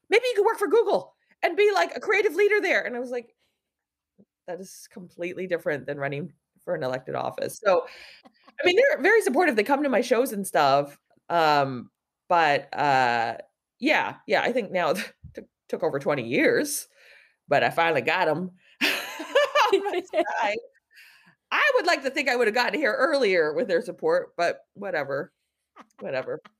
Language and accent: English; San Francisco, California, United States; growing up in San Francisco